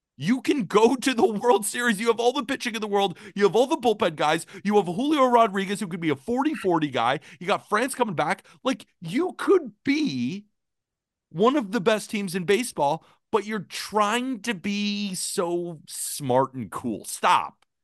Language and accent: English; Santa Barbara, California, United States; I grew up in Santa Barbara, California